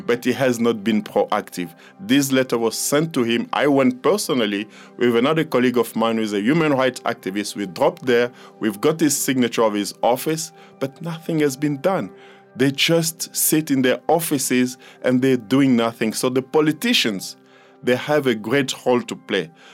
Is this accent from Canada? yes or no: no; DR Congo; now in South Africa; I'm from the Democratic Republic of the Congo